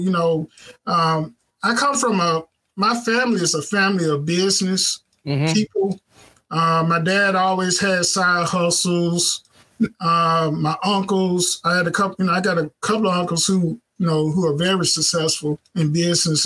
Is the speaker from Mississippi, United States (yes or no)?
yes; Clarksdale, Mississippi, United States; moved away as an adult; now in Southaven, United States; we were living in, um, in a, in Clarksdale, Mississippi. That's where I'm from. That's my hometown.